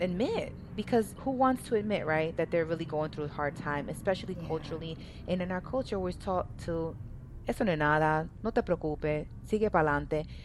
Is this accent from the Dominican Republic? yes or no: yes; Dominican Republic; I'm from Dominican Republic, and in Latino cultures, and specifically in the area I was from, it's normal to drink.